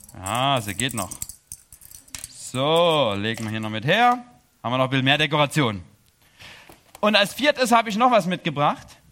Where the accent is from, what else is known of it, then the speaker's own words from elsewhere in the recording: Chemnitz, Saxony, Germany; moved away as an adult; also born or lived in Erzgebirge; now in Switzerland; ich komme aus Chemnitz.